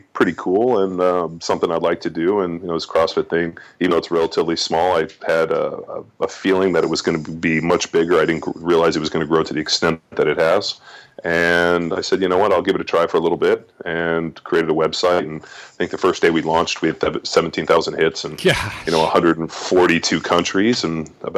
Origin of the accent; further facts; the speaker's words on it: Palos Verdes, California, United States; moved away as an adult; also born or lived in Philadelphia / Kansas City; I grew up in California, grew up in Los Angeles, a place called Palos Verdes